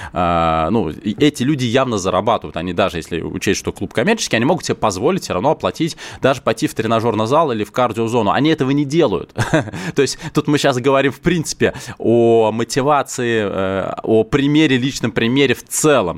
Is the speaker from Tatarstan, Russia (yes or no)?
no; Moscow, Russia; я лично, как коренной москвич